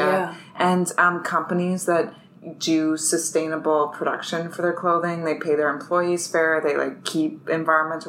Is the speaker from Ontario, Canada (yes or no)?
yes; London, Ontario, Canada; now in Toronto, Canada; I'm originally from London, Ontario, which is 2 hours from here